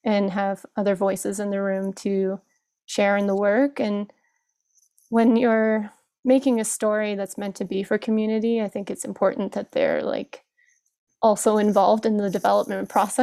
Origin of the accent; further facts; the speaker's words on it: Kamloops, British Columbia, Canada; moved away as an adult; now in Toronto, Canada; I grew up off reserve in Kamloops, BC, currently hanging out in Toronto for the last 10 years